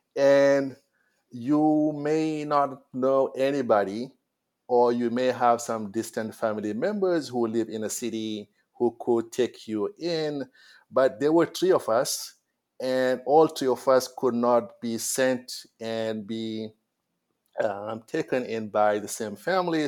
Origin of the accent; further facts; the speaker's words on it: Senegal; I went to school in my hometown, Galayak